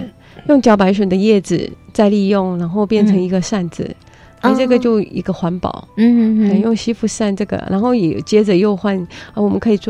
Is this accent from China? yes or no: no; Puli, Nantou County, Taiwan; 是土生土长的南投埔里在地人。